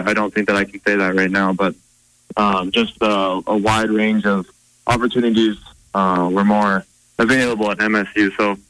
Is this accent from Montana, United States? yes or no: yes; Butte, Montana, United States; It's a good question for kids growing up in Butte